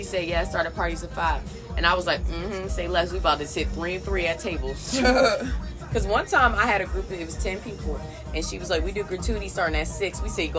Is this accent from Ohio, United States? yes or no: no; Maryland, United States; I'm from Maryland.